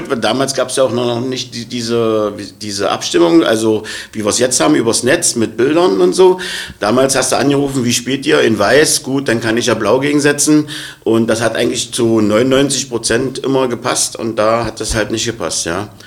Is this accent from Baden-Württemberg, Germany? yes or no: no; Magdeburg, Saxony-Anhalt, Germany; Ich bin ja Magdeburger auch durch und durch, ja.